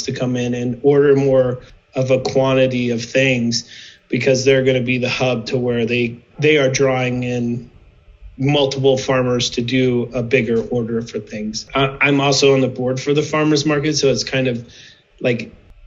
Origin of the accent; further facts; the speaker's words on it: Midwest, United States; moved away as an adult; also born or lived in Nebraska; now in Prescott, United States; I grew up in the Midwest